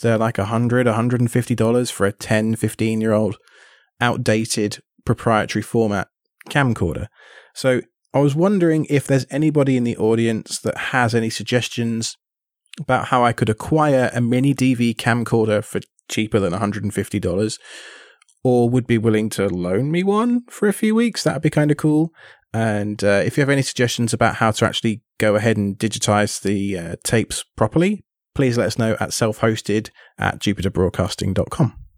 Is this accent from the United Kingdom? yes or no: yes; United Kingdom; now in United States; living in the States and being British